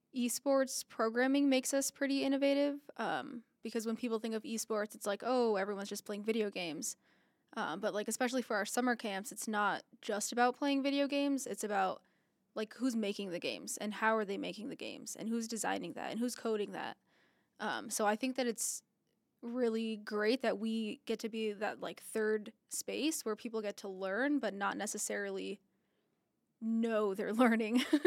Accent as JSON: {"language": "English", "town": "Las Vegas", "region": "Nevada", "country": "United States", "tie": "born or raised there", "said": "I was born and raised here in Las Vegas"}